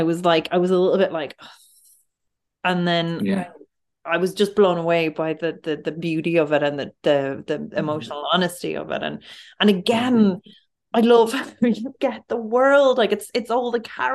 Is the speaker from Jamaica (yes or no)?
no; Dublin, Leinster, Ireland; I'm from Finglas, and I would have worked in this town centre in this Super Value and Super Quinn growing up